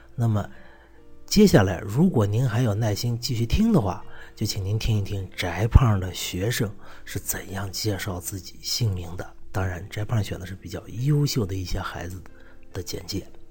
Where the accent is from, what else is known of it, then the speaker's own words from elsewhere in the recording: China; 我们中国人的名字